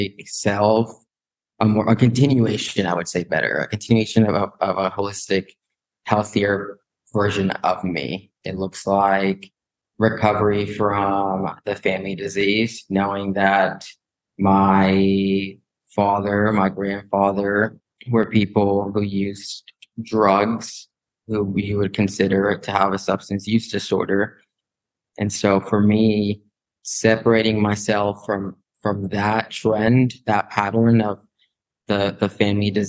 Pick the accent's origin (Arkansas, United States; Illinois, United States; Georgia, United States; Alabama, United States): Arkansas, United States; Northwest; moved away as an adult; also born or lived in Guadalajara, Jalisco, Mexico; now in Missouri, United States; Moved to Arkansas, Northwest Arkansas, and basically was raised there